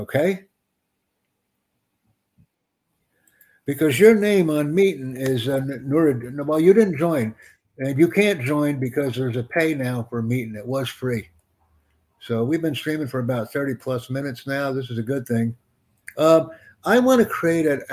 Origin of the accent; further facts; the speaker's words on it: United States; I'm from the United States, man. I'm in New York City right now